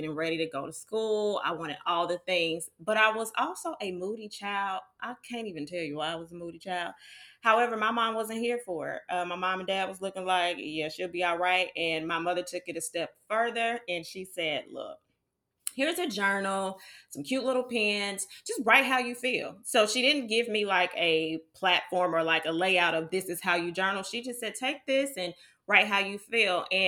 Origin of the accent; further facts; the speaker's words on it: Georgia, United States; I am Georgia bred. I'm from Georgia.